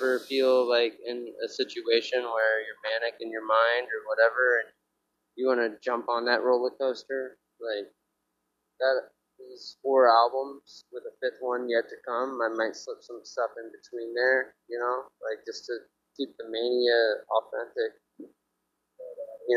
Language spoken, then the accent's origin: English; Ohio, United States; moved away as an adult; now in New York, United States; We're from Ohio, and you know, like in Ohio, you only spell dog DAWG.